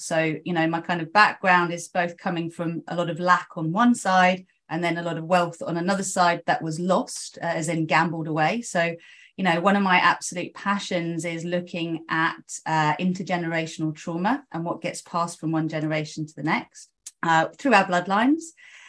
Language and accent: English; South East England, United Kingdom; born there; Okay, so I was born in Oxfordshire. I am mainly Greek by blood, so my mum's half Greek, my dad's full Greek